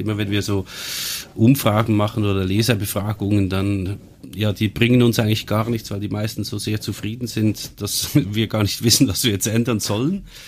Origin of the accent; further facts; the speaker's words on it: Switzerland; ich bin aber in der Schweiz geboren und aufgewachsen